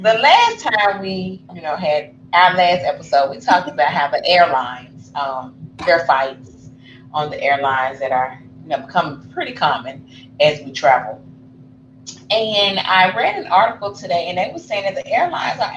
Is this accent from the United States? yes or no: yes; Memphis, Tennessee, United States; we're from Memphis